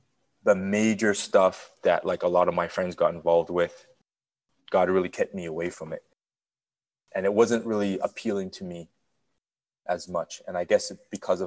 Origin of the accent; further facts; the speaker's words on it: Toronto, Ontario, Canada; moved away; also born or lived in Burlington, Ontario; I grew up in the Jane and Finch area, more specifically Weston and Finch